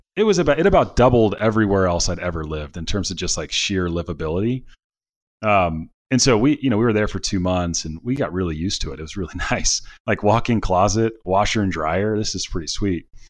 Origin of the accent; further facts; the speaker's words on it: Cincinnati, Ohio, United States; now in California, United States; I'm from, I'm from Cincinnati originally